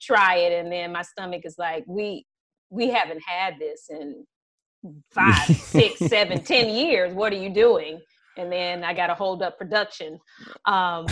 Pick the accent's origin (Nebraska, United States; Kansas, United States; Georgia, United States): Georgia, United States; Atlanta; also born or lived in upstate New York; now in California, United States; born and raised in Atlanta, grew up there